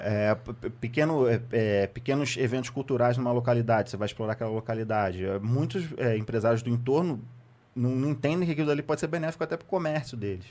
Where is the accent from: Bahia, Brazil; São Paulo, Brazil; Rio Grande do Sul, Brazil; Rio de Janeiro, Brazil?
Rio de Janeiro, Brazil; also born or lived in Santa Cruz, Rio de Janeiro; Eu, eu sou da, da Zona Norte, da Leopoldina. Sou da, da subúrbio da Leopoldina